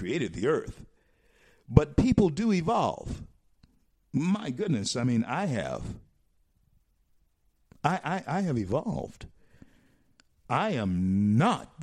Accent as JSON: {"language": "English", "town": "Shreveport", "region": "Louisiana", "country": "United States", "tie": "born or raised there", "said": "I grew up in the South"}